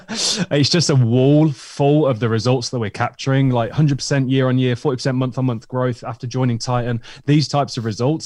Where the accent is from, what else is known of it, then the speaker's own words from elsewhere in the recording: Tenerife, Canary Islands, Spain; now in United Kingdom; my friend Lydon, who I grew up with in Tenerife